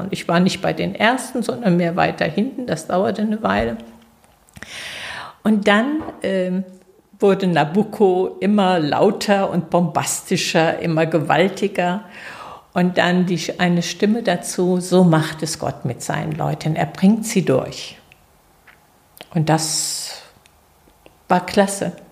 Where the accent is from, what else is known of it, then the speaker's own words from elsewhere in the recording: Sechshelden, Hesse, Germany; Ja, ich komme aus Sechshelden. Also